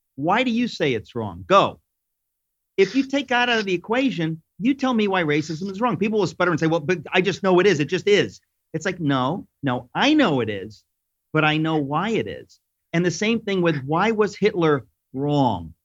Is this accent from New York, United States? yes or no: yes; New York, United States; I'm a New Yorker